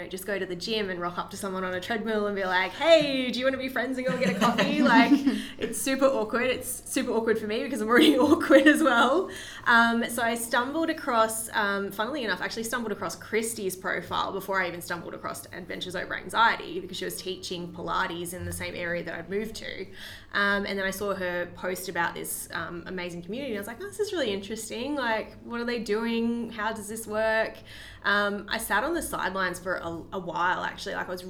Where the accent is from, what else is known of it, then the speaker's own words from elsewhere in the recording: Queensland, Australia; moved away; So for me, I moved from Queensland, like 4 years ago almost now, and it was a really big life change for me moving into state. All my family and my group of friends were back home